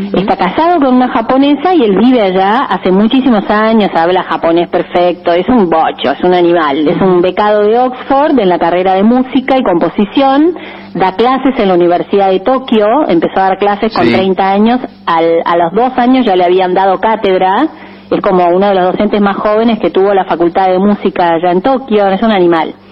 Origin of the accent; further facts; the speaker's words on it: Buenos Aires, Argentina; Soy muy argenta, muy porteña, soy un bicho de ciudad, vivo en un PH, en, pleno Palermo